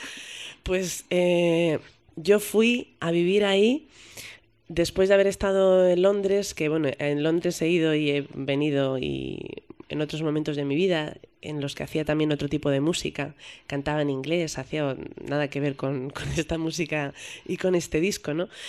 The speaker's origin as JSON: {"language": "Spanish", "town": "Madrid", "region": "Community of Madrid", "country": "Spain", "said": "yo soy madrileña, como te he dicho al principio, ¿no? Entonces para mí tocar en las fiestas de mi pueblo, porque para mí Madrid es mi pueblo"}